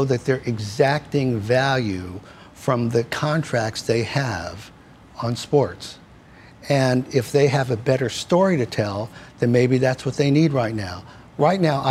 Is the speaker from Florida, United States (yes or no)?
no; New York, United States; I grew up here in New York